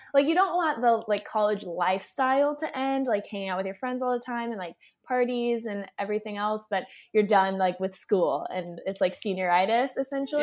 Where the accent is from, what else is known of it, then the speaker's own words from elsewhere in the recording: Austin, Texas, United States; I was born and raised in Austin